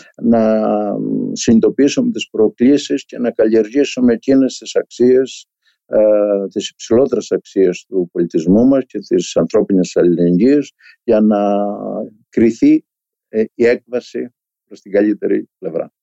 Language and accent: Greek; a village in Crete, Greece; moved away; σε ένα χωριό τη δεκαετία του 50 της, ε, της Κρήτης. Το σύμπαν μου ήταν το χωριό μου.